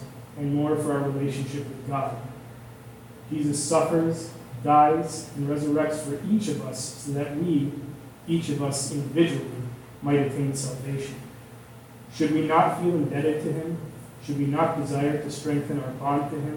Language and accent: English; outside of Chicago, Illinois, United States; now in Southern California, United States; growing up outside of Chicago and now living in Southern California